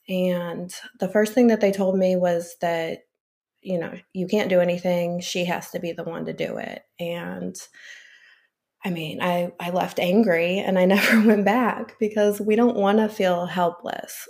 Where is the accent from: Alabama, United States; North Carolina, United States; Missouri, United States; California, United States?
Missouri, United States; St. Louis; also born or lived in Illinois / Florida; I'm originally from the Saint Louis area, and I'm currently in Florida for the winter.